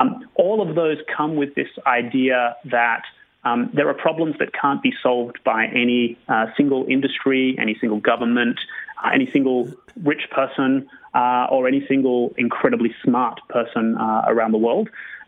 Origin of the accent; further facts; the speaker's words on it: Sydney, New South Wales, Australia; My personal journey was I grew up in Australia, I really wanted to be a photographer.